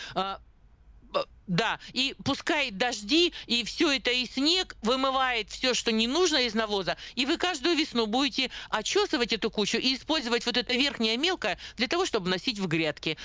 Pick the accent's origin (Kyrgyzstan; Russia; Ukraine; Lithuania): Russia; Siberia; даже мы с Сибиряки